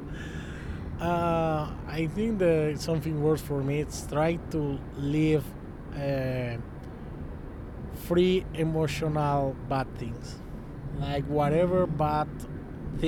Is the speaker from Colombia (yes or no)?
yes; Colombia; moved away; in Colombia we got everything